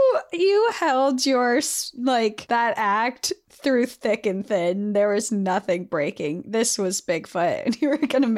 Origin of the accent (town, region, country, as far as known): Montana, United States; born or raised there; now in Texas, United States